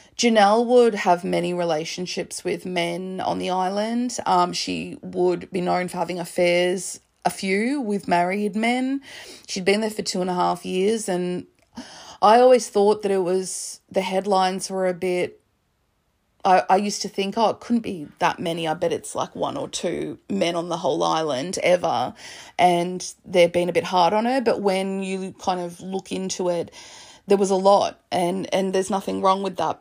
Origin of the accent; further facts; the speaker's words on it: Melbourne, Victoria, Australia; moved away as an adult; also born or lived in Oxford, United Kingdom; I'm from Melbourne